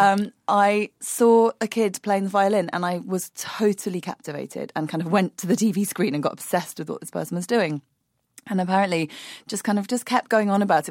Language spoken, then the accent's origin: English; London, United Kingdom; I grew up in London in the early nineteen eighties